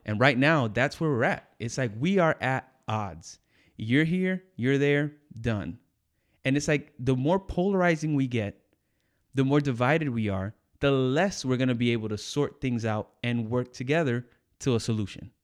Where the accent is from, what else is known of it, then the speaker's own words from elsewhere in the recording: United States; I grew up in the States